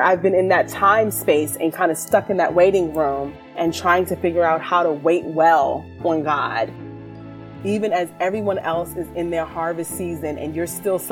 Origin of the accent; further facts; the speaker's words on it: Williamsburg, Virginia, United States; moved away; I am originally from Williamsburg, Virginia